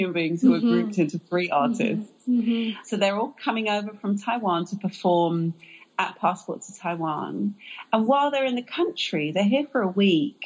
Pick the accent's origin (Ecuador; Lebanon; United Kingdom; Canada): United Kingdom; England; now in United States; I am an immigrant, I am British